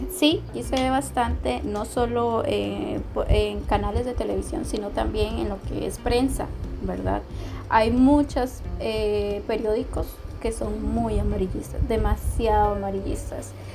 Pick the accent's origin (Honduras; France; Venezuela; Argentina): Honduras; Tegucigalpa, Francisco Morazán; moved away as an adult; now in San José, Costa Rica; en Tegucigalpa, donde crecí